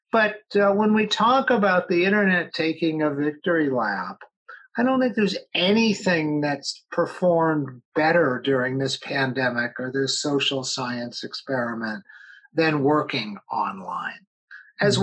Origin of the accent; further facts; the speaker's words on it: Los Angeles, California, United States; I grew up in Los Angeles